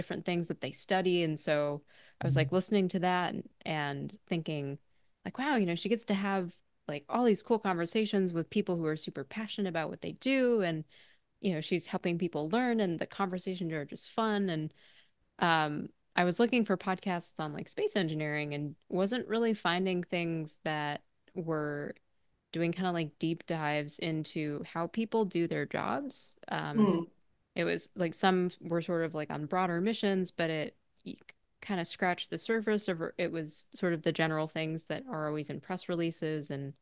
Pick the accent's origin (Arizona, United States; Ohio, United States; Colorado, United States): Arizona, United States; moved away as an adult; now in East Coast, United States; I grew up in Arizona